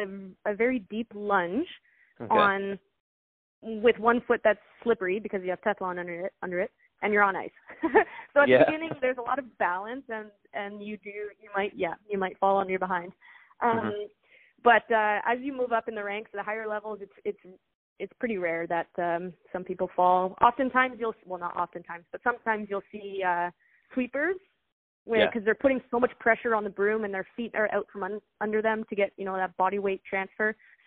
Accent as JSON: {"language": "English", "country": "United States", "tie": "born there", "said": "So it's basically my parents are Canadian. I was born in the States, but my parents are Canadian."}